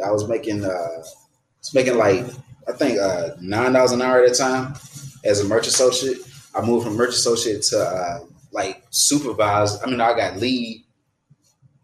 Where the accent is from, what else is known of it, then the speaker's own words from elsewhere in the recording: Atlanta, Georgia, United States; moved away; also born or lived in Florida; I ain't from Florida. I'm from Atlanta. I'm from Georgia.